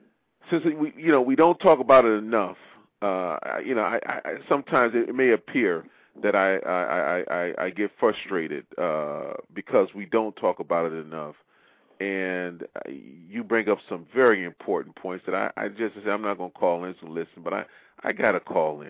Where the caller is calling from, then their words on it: Maryland, United States; Yeah, I'm calling from Maryland.